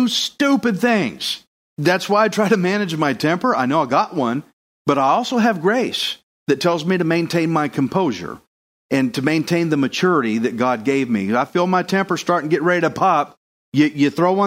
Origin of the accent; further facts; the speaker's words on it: Houston, Texas, United States; I'm from Houston